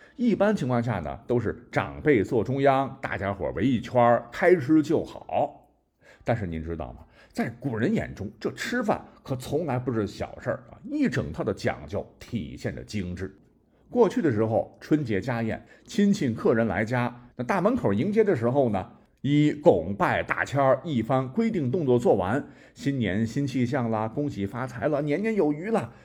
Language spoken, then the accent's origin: Chinese; China; 我们中国人为什么会有守岁这样一个传统呢